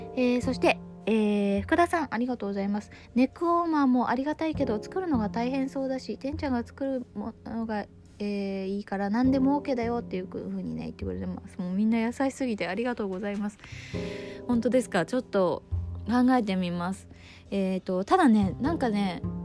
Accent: Izu Oshima, Tokyo, Japan; 私が、えー、生まれ育った、えー、伊豆大島の小さな村に

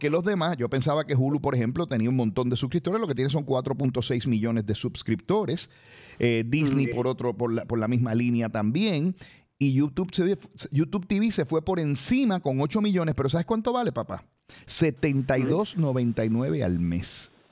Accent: Puerto Rico; el bululuco somos los puertorriqueños, Normando, que ahí está el problema.

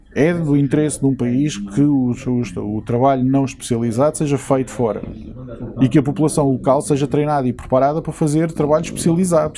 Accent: Portugal; now in United Kingdom; Eu hum, vivo eh, aqui, mas eu sou português.

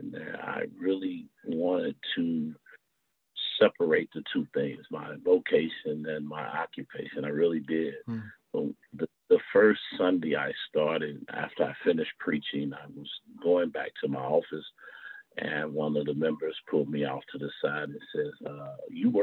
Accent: Indianapolis, Indiana, United States; I'm born and bred in Indianapolis, Indiana, a product of Indianapolis Public Schools

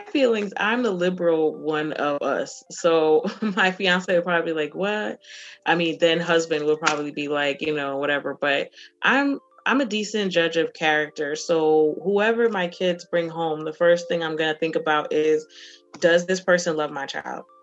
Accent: New Jersey, United States; I grew up in Jersey, he grew up in Maryland, which is also pretty diverse

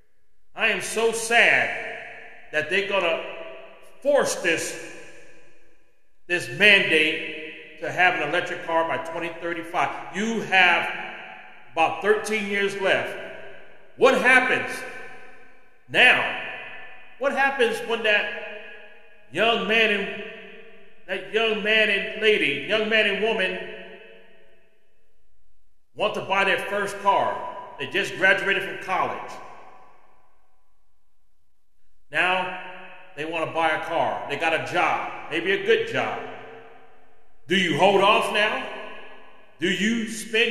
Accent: California, United States; moved away as an adult; I'm from California

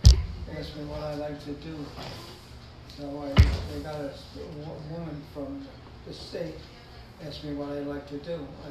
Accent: Maplewood, New Jersey, United States; I grew up in Maplewood.

